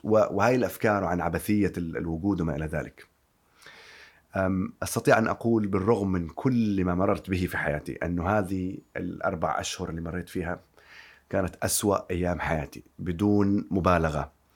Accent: Yemen; now in London, United Kingdom; أنا طبيب وأصلي من اليمن

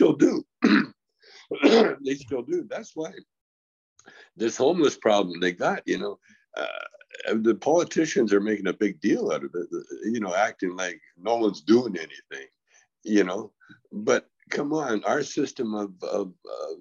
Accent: Calgary, Alberta, Canada; when I grew up in Calgary

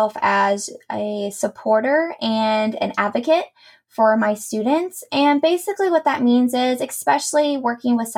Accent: Columbus, Indiana, United States; I am born and raised in Columbus, Indiana

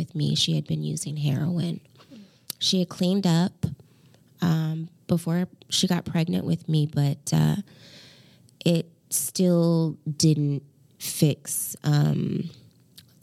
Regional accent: Portland, Oregon, United States; moved away as an adult; also born or lived in Hawaii; I grew up in Portland

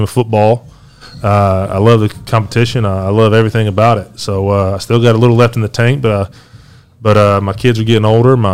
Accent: Knoxville, Tennessee, United States; I grew up in Knoxville, been there my whole life

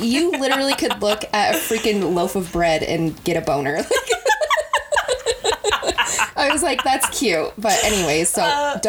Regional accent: Utah, United States; we grew up in Utah. So we were surrounded by like the LDS church.

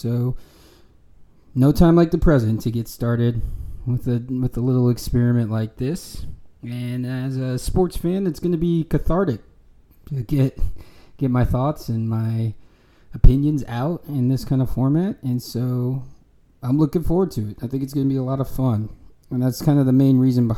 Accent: United States; now in Austin, United States; I am an American

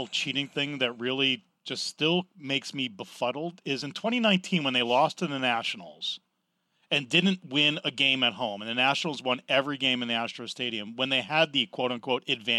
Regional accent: New Jersey, United States; I'm from Jersey, man. Exit 7A on the Turnpike.

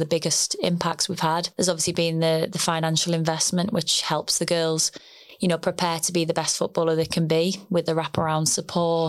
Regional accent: the Northeast, North East England, United Kingdom; moved away as an adult; also born or lived in Loughborough / the Midlands; I am originally from the Northeast.

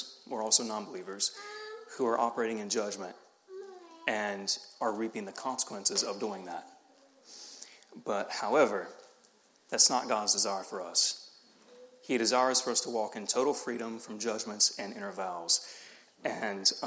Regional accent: the South, United States; accent: Southern; I was from the South

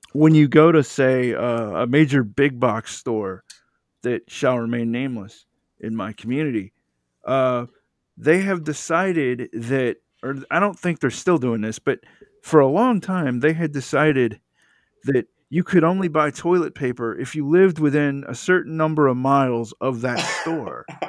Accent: Georgia, United States; also born or lived in Metro Atlanta; I grew up in Georgia

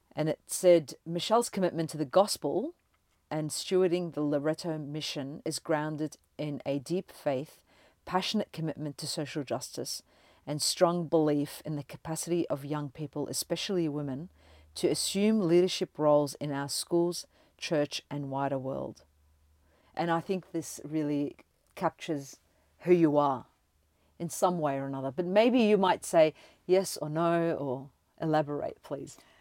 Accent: Melbourne, Victoria, Australia; we're from Melbourne

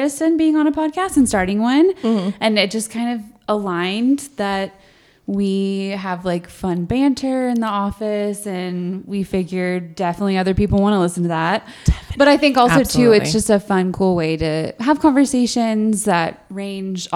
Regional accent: Houston, Texas, United States; also born or lived in Louisiana; now in Albuquerque, United States; I'm from Houston originally, lived in Louisiana for almost 10

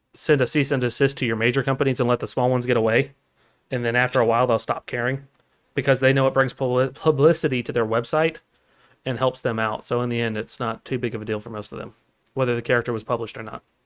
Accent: United States; I'm American, sir. I speak American.

